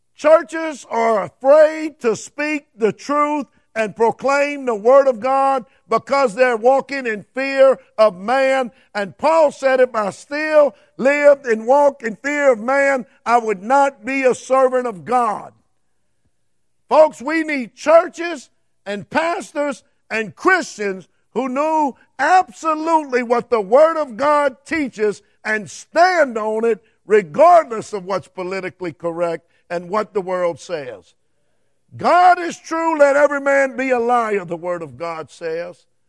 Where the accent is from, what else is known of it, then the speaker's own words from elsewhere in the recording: Cajun, Louisiana, United States; I'm a Cajun